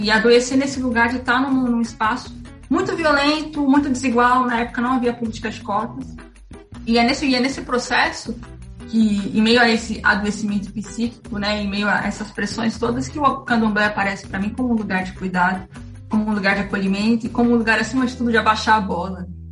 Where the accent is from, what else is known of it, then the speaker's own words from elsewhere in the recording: São Paulo, Brazil; sou da periferia de São Paulo, da Zona Leste